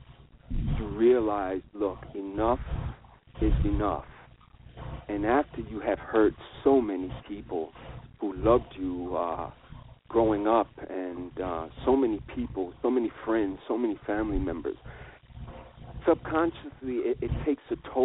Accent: New York, United States; I am a New Yorker, and I was born in New York.

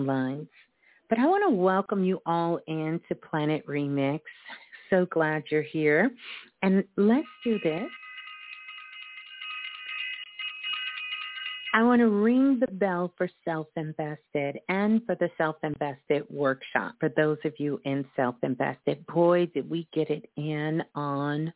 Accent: Brooklyn, New York, United States; my hometown. Brooklyn in the house

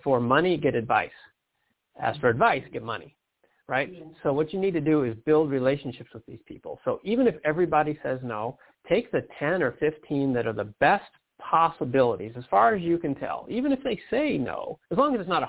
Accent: Detroit, Michigan, United States; I'm from Detroit.

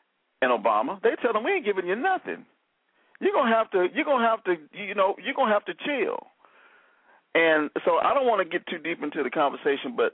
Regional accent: Alabama, United States; I'm from Alabama

